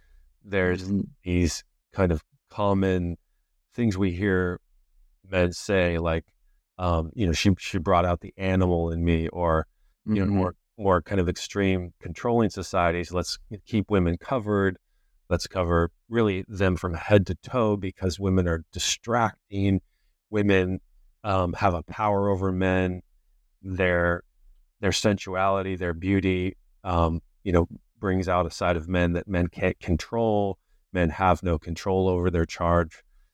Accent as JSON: {"language": "English", "region": "California", "country": "United States", "tie": "born or raised there", "said": "This is kind of extreme in a certain sense from the culture I was raised in Southern California."}